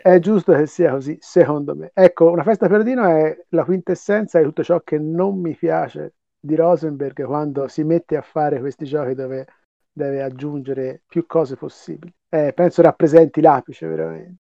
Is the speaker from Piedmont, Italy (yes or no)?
no; Tuscany, Italy; accent: Tuscan; sentirà dall'accento, sono toscano